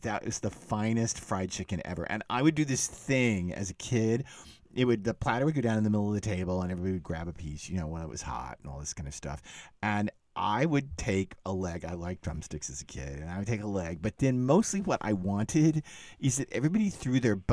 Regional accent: Dallas, Texas, United States; moved away; I grew up in Dallas

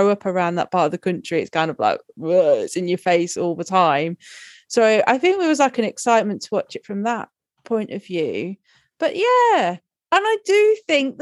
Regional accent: Robin Hood part of the country, East Midlands, United Kingdom; I'm from Robin Hood part of the country

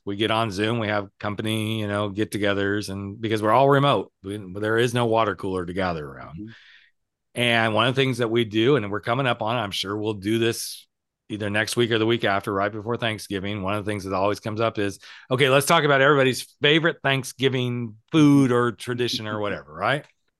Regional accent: the South, United States; I'm from the South and we do things a little different in the South.

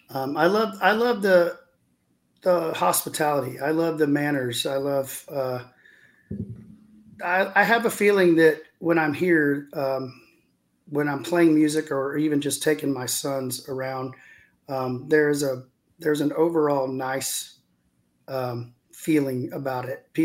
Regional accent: the South, United States; as a Southerner, once you stop taking it personal and realize that uh, nobody's out to get you

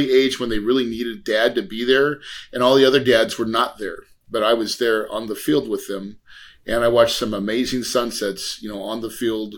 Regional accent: West Plains, Missouri, United States; I'm from West Plains, Missouri, right? So like the Ozarks, true Ozarks.

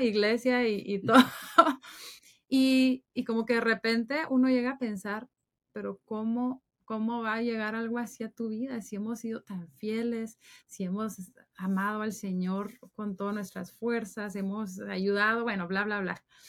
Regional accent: Guatemala; moved away as an adult; now in Dallas, United States; yo soy de Guatemala

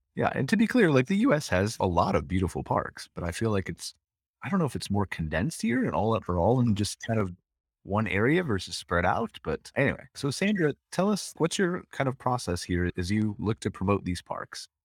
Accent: United States; being an American

